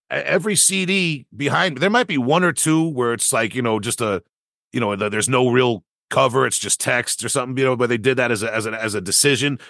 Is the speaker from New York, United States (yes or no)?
yes; Long Island, New York, United States; my youth growing up on Long Island